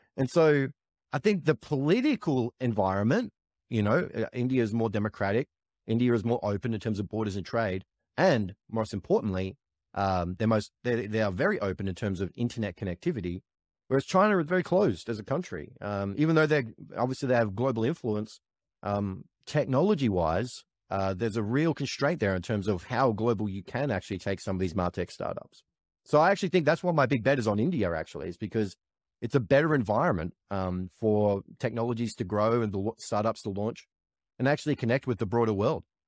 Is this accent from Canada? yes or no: no; Australia; as an Australian